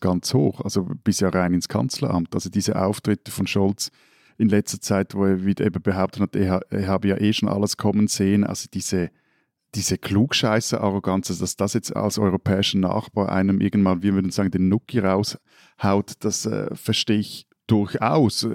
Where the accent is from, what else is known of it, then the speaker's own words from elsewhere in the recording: Switzerland; als Schweizer